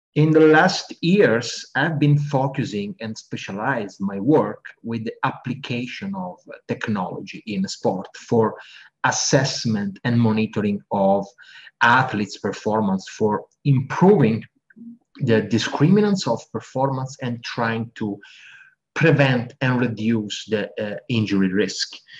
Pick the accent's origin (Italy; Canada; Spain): Italy; also born or lived in United Kingdom; I'm from Italy